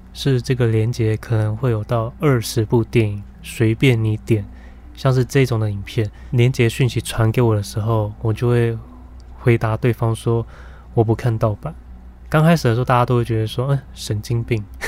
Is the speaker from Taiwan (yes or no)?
yes; Taiwan; 我们台湾人都很坚信的宗教的思维